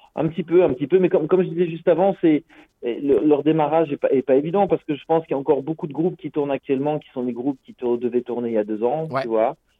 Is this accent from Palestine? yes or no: no; France; now in Brussels, Belgium; je suis français d'origine mais j'habite à Bruxelles depuis une vingtaine d'années.